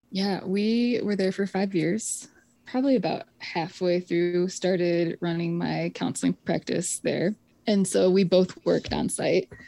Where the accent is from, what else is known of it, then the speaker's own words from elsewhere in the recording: Michigan, United States; I grew up in the Presbyterian Church in America. And we, in Michigan, um, not on the Dutch Reform side of the state